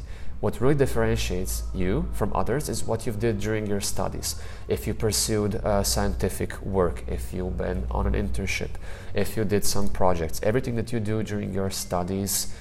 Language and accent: English; Zagreb, City of Zagreb, Croatia; also born or lived in Basel, Switzerland; get back home to Zagreb, to my hometown